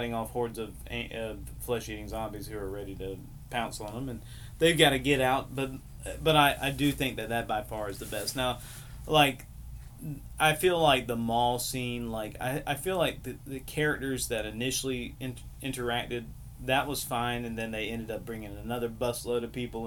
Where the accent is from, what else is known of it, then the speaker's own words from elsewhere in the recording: United States; being an American